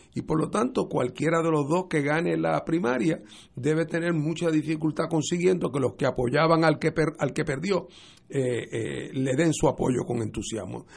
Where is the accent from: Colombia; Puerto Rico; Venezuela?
Puerto Rico; en el caso de Puerto Rico, como nosotros somos una jurisdicción de los Estados Unidos